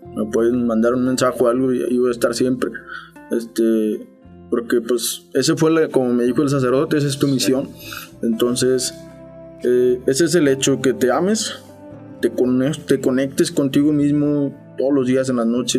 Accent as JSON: {"language": "Spanish", "town": "Saltillo", "region": "Coahuila", "country": "Mexico", "said": "Sí, soy de Saltillo."}